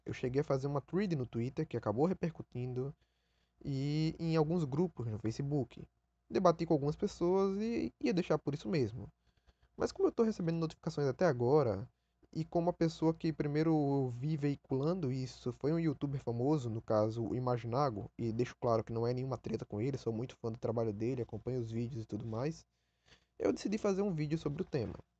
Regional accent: Brazil

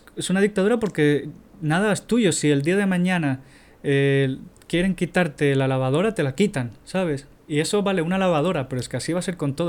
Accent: Tenerife, Canary Islands, Spain; tenía 12 años cuando tenía eso. Tenía una compañía que se llamaba Guanadu en Tenerife

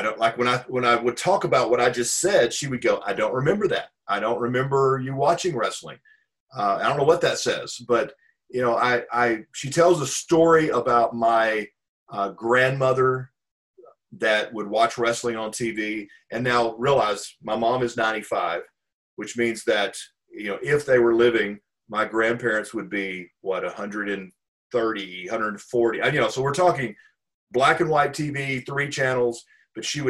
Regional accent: Pine Bluff, Arkansas, United States; now in Dallas, United States; I grew up in Pine Bluff, Arkansas

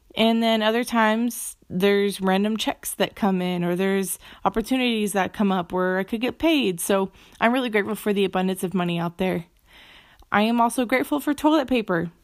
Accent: Phoenix, Arizona, United States; I'm from Phoenix

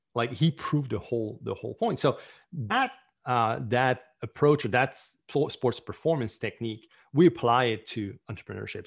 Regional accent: Canada; I'm Canadian

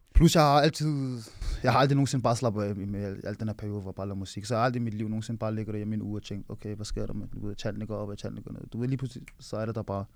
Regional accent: Nivå, Capital Region of Denmark, Denmark; deroppe på, hvor jeg er fra

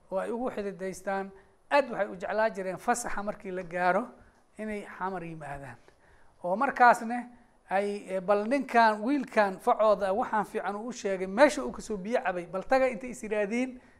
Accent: Bulo Burte, Hiran, Somalia; magaaladeydii buuloburto

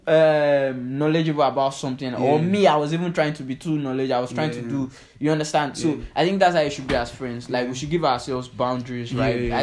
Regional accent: Nigeria; We're always Nigerian

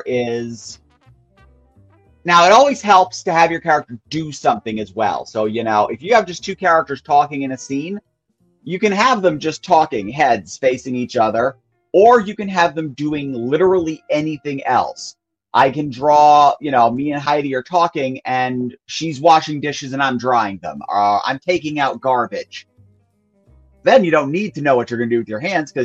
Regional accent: New York, United States; I am from New York

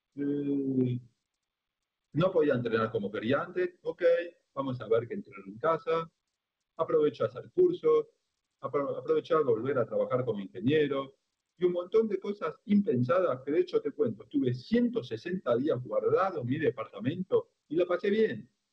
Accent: Argentina; yo soy el único argentino ciego

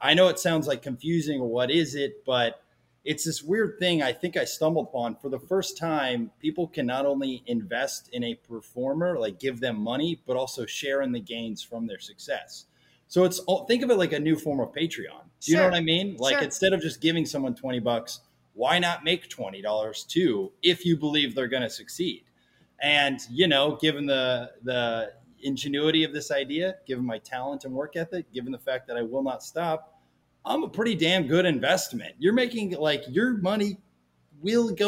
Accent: Kansas City, Kansas, United States; I was born and raised in Kansas City, Kansas

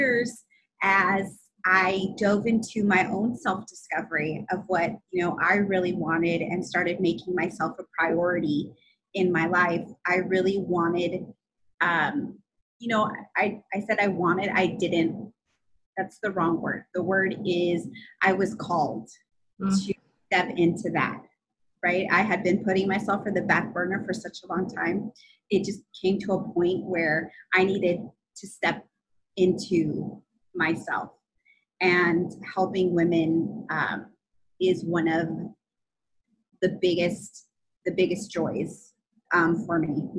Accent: California, United States; I'm from California

